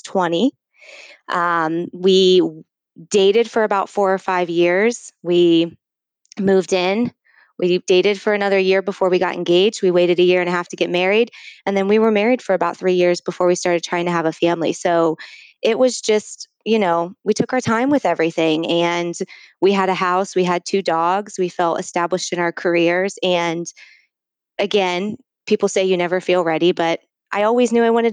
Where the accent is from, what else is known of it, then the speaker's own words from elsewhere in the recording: Ohio, United States; I've born and raised in Ohio, came down to Columbus to go to college